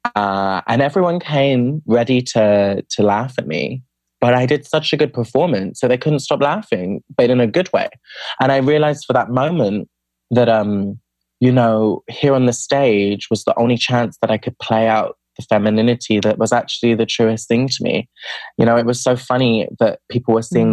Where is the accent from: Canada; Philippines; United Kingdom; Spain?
United Kingdom; I'm from the UK, from the accent. Um, and I grew up outside of London in a smaller city, but in the suburbs of the city